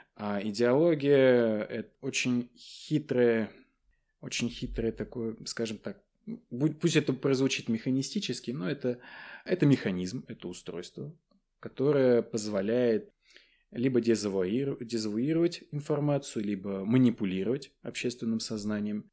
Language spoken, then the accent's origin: Russian; Naberezhnye Chelny, Tatarstan, Russia; moved away as an adult; первое высшее образование я получил в своем родном городе. Вот, я родом из Татарстана